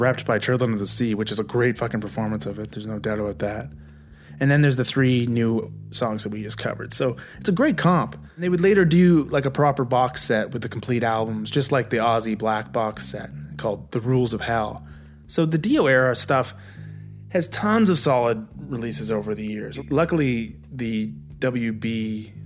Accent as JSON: {"language": "English", "town": "Vancouver", "region": "British Columbia", "country": "Canada", "tie": "born or raised there", "also_born_or_lived": "Nova Scotia", "moved": "as an adult", "said": "I was actually off to Nova Scotia from Vancouver, the same month that this concert rolled through my hometown."}